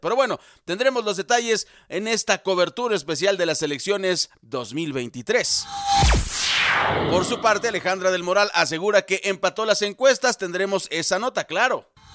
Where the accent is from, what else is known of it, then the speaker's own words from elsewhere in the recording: Mexico; Los mexicanos sabemos perfectamente que no todo se documenta, lo sabemos, somos mexicanos